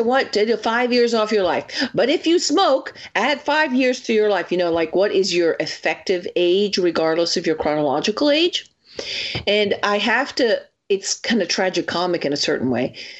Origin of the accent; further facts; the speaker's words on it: Italy; moved away; growing up in Italy